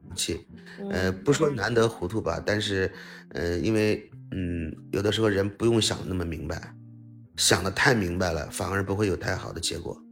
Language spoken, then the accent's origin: Chinese; Tianjin, China; 其实我就是天津人，我，我祖籍在天津